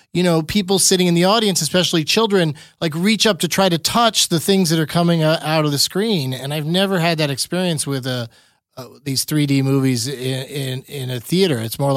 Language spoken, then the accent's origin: English; San Diego, California, United States; also born or lived in Los Angeles; I'm going to move to Los Angeles. I grew up in San Diego.